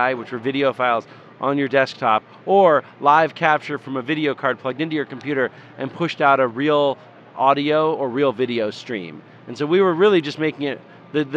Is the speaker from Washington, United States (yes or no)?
yes; Tacoma, Washington, United States; I grew up in Tacoma, which is near Seattle.